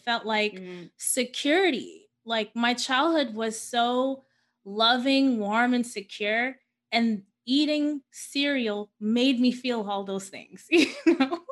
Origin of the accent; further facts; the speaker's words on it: New York City, New York, United States; I was born and raised in Queens, New York